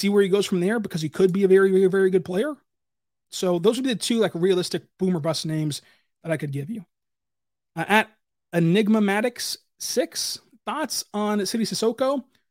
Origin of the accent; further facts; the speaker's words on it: Kentucky, United States; Favorite restaurants in OKC, because I'm from Kentucky.